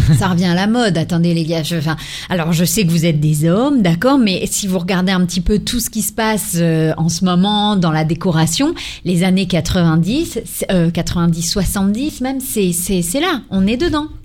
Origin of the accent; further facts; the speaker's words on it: Ardennes, Grand Est, France; je suis originaire des Ardennes